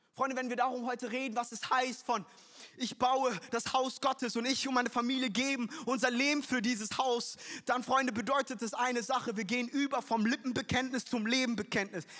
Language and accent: German; Frankfurt, Hesse, Germany; ich bin in Frankfurt groß geworden